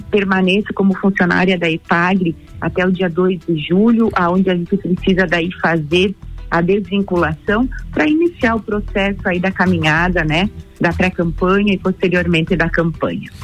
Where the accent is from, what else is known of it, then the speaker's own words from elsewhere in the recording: Três ..., Santa Catarina, Brazil; also born or lived in Lages, Santa Catarina; Eu sou nascida em Três no meio oeste do estado